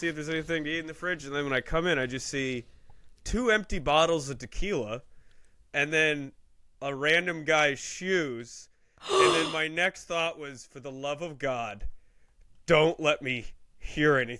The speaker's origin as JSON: {"language": "English", "country": "United States", "tie": "born or raised there", "said": "I was born in America"}